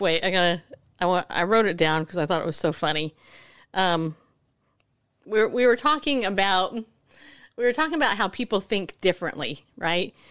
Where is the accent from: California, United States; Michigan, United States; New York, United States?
New York, United States; I'm from New York